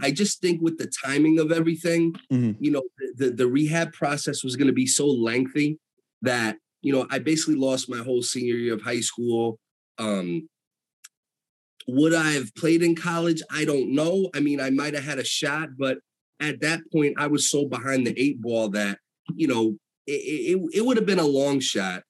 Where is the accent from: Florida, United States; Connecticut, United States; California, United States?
Connecticut, United States; Danbury; also born or lived in upstate New York; And I was born in Danbury. I lived a little bit in New York the first few years of my life, like upstate. And then we moved to Danbury when I was like 3-4 years old. So I've been basically in the area, my entire life